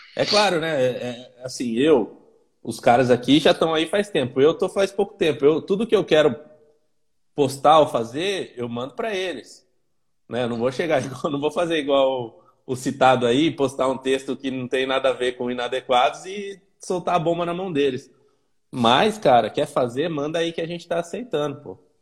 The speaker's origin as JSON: {"language": "Portuguese", "town": "Campinas", "region": "São Paulo", "country": "Brazil", "said": "quem é de Campinas, sou eu"}